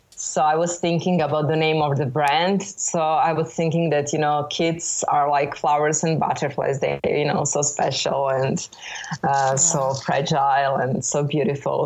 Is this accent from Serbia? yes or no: yes; Belgrade, Serbia; born or raised there